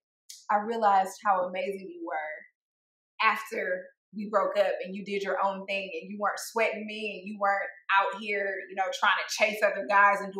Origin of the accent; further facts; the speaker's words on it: Detroit, Michigan, United States; I grew up in a family full of 9-to-5 workers. I'm from Detroit